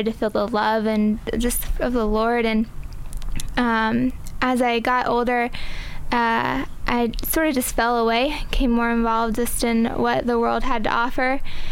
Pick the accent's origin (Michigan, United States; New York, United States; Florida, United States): Florida, United States; Seminole; I grew up in Seminole. Basically grew up by the beach my whole life.